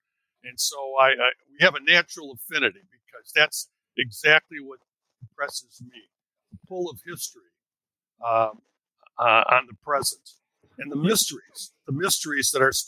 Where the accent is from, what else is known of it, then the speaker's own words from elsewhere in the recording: Chicago, Illinois, United States; I was educated in Chicago and raised in Chicago.